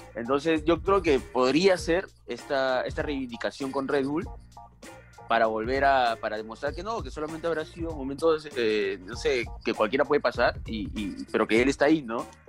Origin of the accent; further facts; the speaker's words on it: Peru; somos peruanos